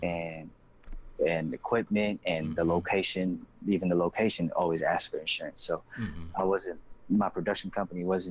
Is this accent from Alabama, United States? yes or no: no; the Bay Area, California, United States; now in Los Angeles, United States; I'm from the Bay Area